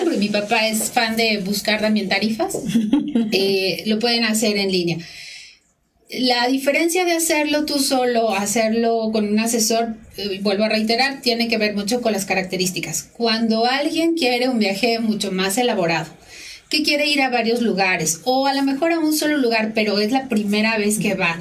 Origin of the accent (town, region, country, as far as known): Mexico